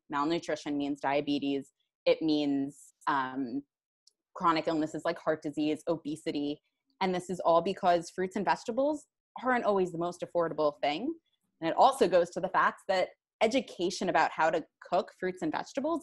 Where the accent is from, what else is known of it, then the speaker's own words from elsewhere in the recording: New York City, New York, United States; I'm from Flushing, Queens originally